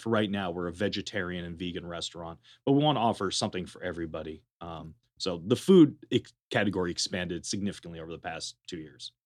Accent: Berkeley, California, United States; moved away as an adult; also born or lived in Madison, Wisconsin; now in Las Vegas, United States; I'm originally from Berkeley, California. Uh, I was born and raised there.

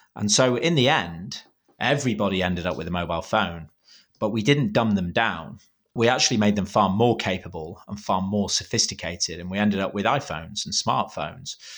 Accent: United Kingdom; I'm being too British

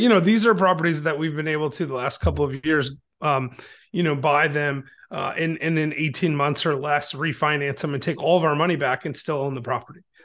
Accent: Michigan, United States; now in Chattanooga, United States; I'm from Michigan originally

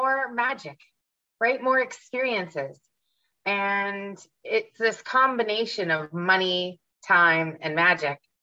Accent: Ottawa, Ontario, Canada; moved away as an adult; also born or lived in Vancouver, Canada; now in Florida, United States; I grew up in Ottawa, which is the nation's capital

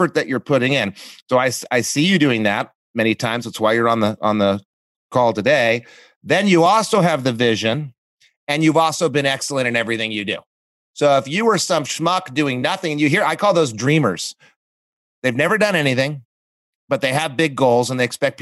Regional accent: Coolidge, Arizona, United States; growing up in Coolidge, Arizona, like I did, living off of food stamps

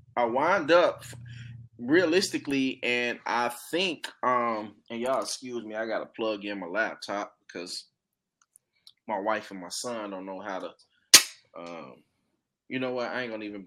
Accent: Chicago, Illinois, United States; moved away; I'm from Chicago

